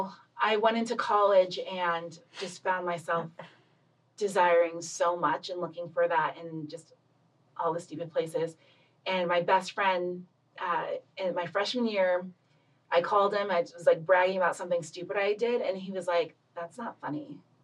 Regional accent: Loma Linda, California, United States; also born or lived in Los Angeles; I was born and raised in born in Los Angeles and grew up in Loma Linda, California

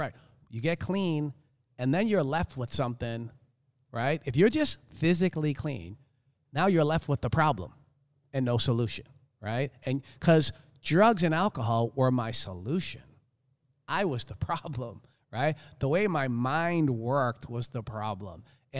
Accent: Boston, Massachusetts, United States; I live in South Florida now. I grew up in Boston, but I do not like the cold.

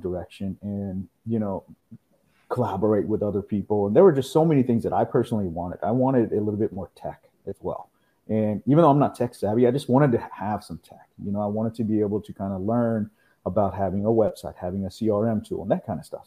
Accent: Houston, Texas, United States; also born or lived in India; I'm originally from India. I moved here when I was about 9 years old. Here, I'm in Houston, Texas, and I grew up here in Houston

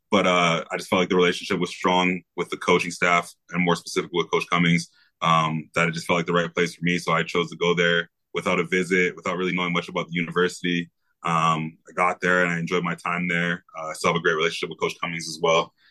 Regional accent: Vancouver, British Columbia, Canada; raised there, but I, I was uh, more or less raised in Vancouver.

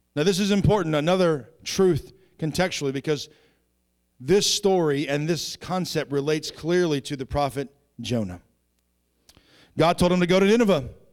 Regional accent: Southeastern Virginia, United States; I grew up in Southeastern Virginia by a bunch of hillbillies and rednecks.

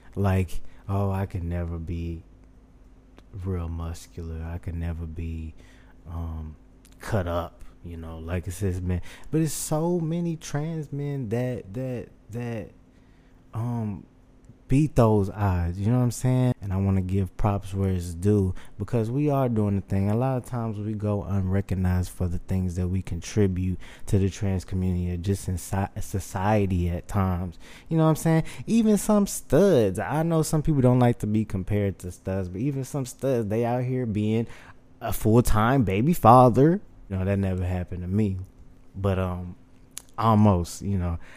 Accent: Houston, Texas, United States; born and raised. I was born in Memorial City Hospital.

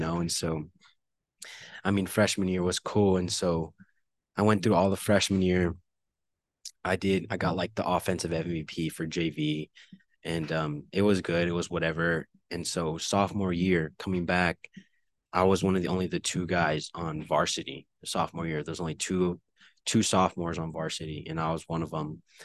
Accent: El Paso, Texas, United States; living in the Northeast and going to school on the East Side

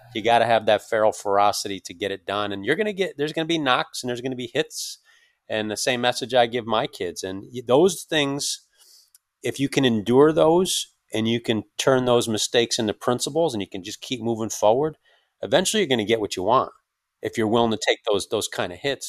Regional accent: Northeast, United States; I, I, am from the Northeast.

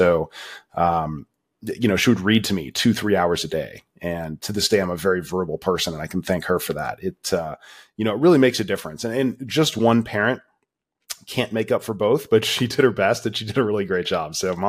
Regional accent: Florida, United States; And so she took off, and I ended up growing up in Florida.

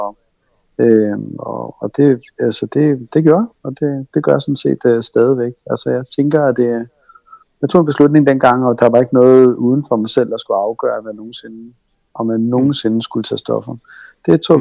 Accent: Helsingør, Capital Region of Denmark, Denmark; jeg er født og opvokset i Helsingør

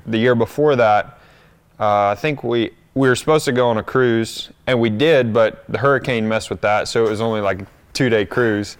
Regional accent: North Carolina, United States; moved away as an adult; that's where I grew up, but I've, I've been away from there now

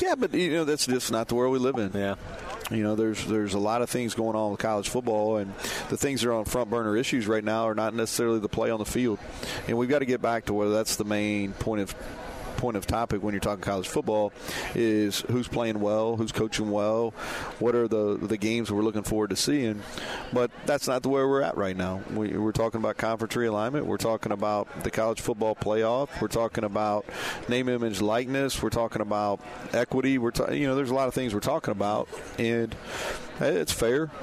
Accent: Danville, Kentucky, United States; moved away; We won't be the only people from Danville here tonight.

